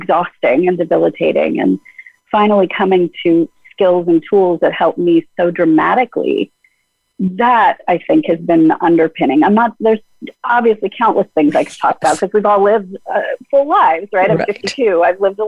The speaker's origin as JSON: {"language": "English", "town": "Los Angeles", "region": "California", "country": "United States", "tie": "born or raised there", "said": "when I was a little girl, I grew up in the Fairfax District of Los Angeles"}